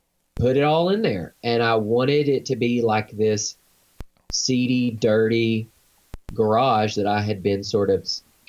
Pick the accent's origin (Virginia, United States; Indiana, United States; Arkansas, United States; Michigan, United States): Arkansas, United States; But we're both from Arkansas